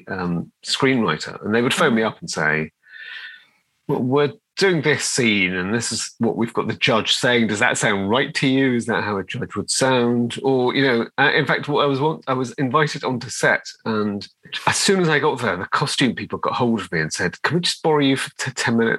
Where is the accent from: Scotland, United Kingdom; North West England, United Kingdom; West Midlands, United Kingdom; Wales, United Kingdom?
North West England, United Kingdom; Liverpool; I grew up in Liverpool, and I was born in 1969, so I was growing up in Liverpool in the kind of 70s era